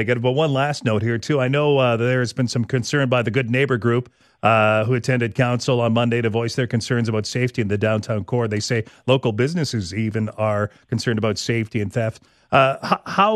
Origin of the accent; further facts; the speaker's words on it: Regina, Saskatchewan, Canada; when I grew up in Rosemont.